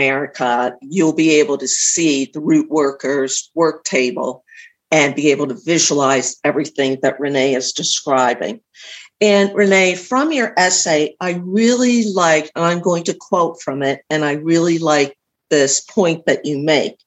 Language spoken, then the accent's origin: English; Pittsburgh, Pennsylvania, United States; I'm from the Pittsburgh area